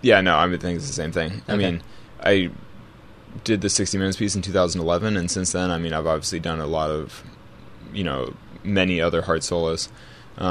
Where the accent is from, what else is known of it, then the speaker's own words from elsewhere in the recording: California, United States; I'm from California, so obviously I'm very Yosemite-centric.